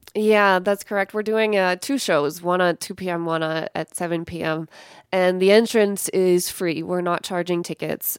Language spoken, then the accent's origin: English; Evergreen, Colorado, United States; moved away as an adult; also born or lived in Paris, France; now in Lahore, Pakistan; I grew up in Evergreen, Colorado, which is, it's not too far away from here, I guess. Went to, went to high school at Clear Creek High School